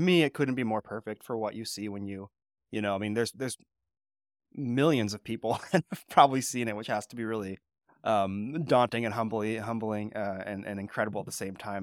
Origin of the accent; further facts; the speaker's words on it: California, United States; moved away; I'm from California